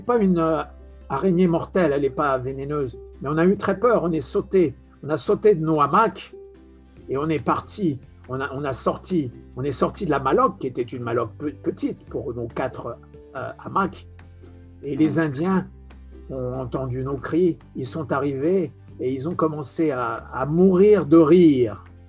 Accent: France; accent: French; moved away as an adult; now in Brazil; mon accent français, euh, il est normal

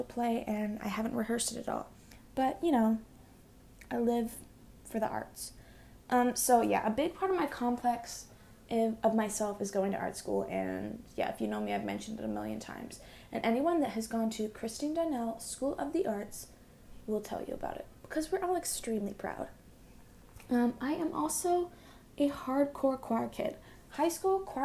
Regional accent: Boise, Idaho, United States; I am from Boise, Idaho, super exciting, super exotic, yeah, we have all four seasons

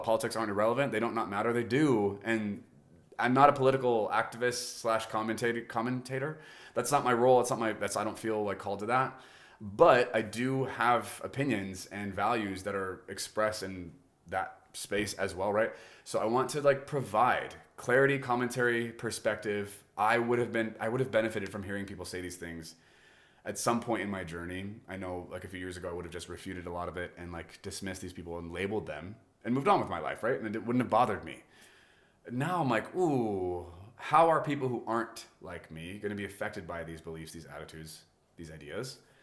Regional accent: United States; I was born in America. Thank, thank you that I'm American

